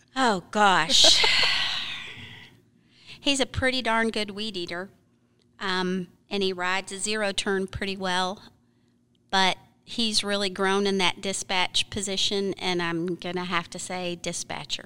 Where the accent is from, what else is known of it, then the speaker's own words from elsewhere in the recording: Michigan, United States; also born or lived in Florida; now in Arkansas, United States; I grew up in Michigan, most of my gardening, gardening that I learned was Michigan plants